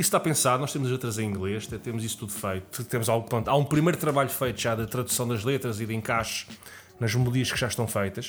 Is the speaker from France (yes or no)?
no; Lisbon, Portugal; Eu sou de Lisboa